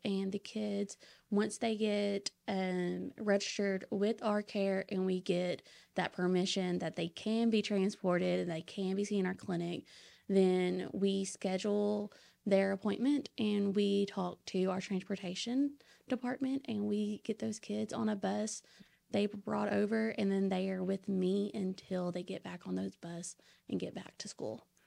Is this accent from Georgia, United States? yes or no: no; Saline County, Arkansas, United States; I'm actually from Sling County